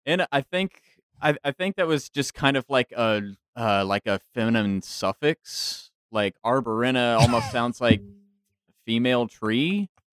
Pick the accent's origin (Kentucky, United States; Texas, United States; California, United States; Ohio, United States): Texas, United States; DFW area, North; moved away as an adult; also born or lived in San Marcos, Texas; I am actually originally from North Texas, up in the DFW area. Uh, came down here to Central Texas for school down in San Marcos, and still down that that way